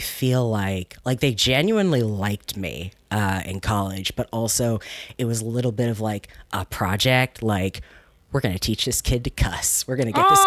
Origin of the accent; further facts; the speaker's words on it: Chesterfield County, outside Richmond, Virginia, United States; also born or lived in Washington, D.C. area; I grew up in Virginia. I was born in the DC area. And then when I was about 8, we moved down to just outside of Richmond, Chesterfield County.